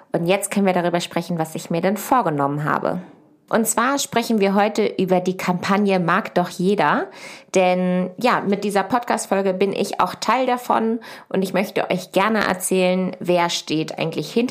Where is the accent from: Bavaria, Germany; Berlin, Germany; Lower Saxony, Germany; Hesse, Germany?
Lower Saxony, Germany; Ich komme von einem Ackerbaubetrieb aus der Nähe von Hannover.